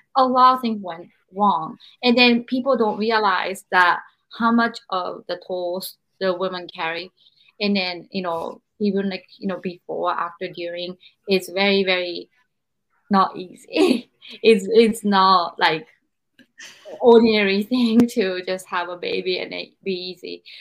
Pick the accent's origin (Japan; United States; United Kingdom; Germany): Japan; growing up in Japan